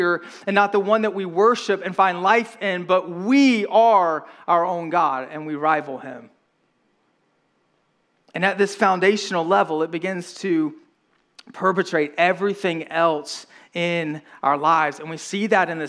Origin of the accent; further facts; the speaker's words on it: right outside of Atlanta, Georgia, United States; I grew up right outside of Atlanta, Georgia